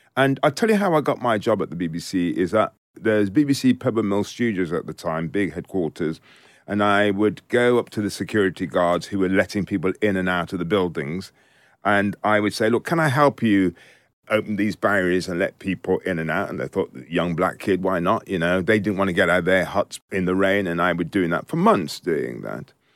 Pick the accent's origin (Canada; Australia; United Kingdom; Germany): United Kingdom; also born or lived in Jamaica; I was born in Jamaica and I came to this country when I was four years old.